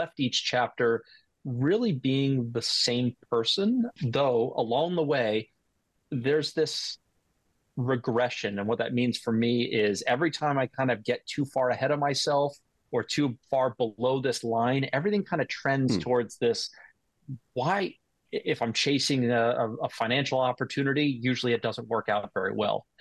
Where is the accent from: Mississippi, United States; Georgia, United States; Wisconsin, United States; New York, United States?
New York, United States; North Shore of Long Island; I was born and raised in New York on the North Shore of Long Island.